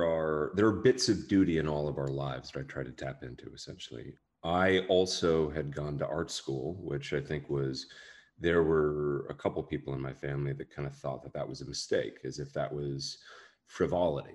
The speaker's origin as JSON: {"language": "English", "town": "Seattle", "region": "Washington", "country": "United States", "tie": "born or raised there", "said": "I grew up in Seattle"}